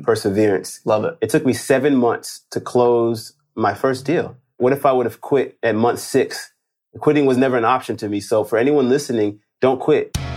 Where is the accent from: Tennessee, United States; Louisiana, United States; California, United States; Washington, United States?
California, United States; Los Angeles; I'm from Los Angeles, as you, you, you mentioned, from L A.